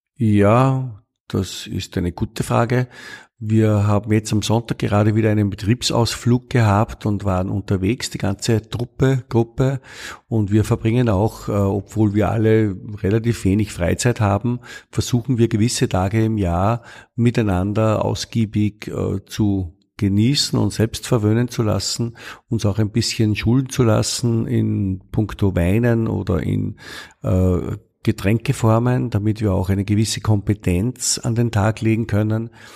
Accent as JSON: {"language": "German", "country": "Austria", "said": "ich bin Österreicher"}